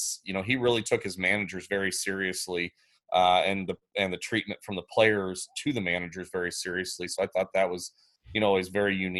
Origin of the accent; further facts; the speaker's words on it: Illinois, United States; now in Council Grove, United States; I'm actually originally from Illinois